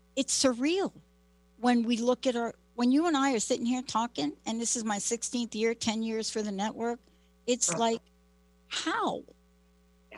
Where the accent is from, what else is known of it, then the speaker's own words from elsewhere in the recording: New York City, New York, United States; now in Seattle, United States; growing up in the Bronx and living in the projects